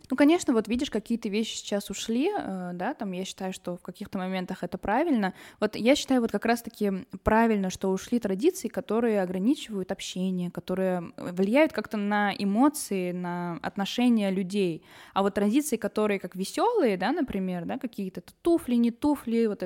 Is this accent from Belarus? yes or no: no; Yerevan, Armenia; я из Еревана